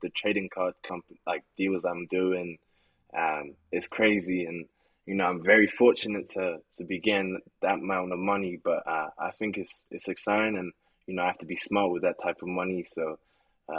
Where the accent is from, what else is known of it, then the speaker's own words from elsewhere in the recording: England, United Kingdom; moved away; also born or lived in United States / Poland; I was born in America, but I left when I was really young to England. I lived in England most of my life.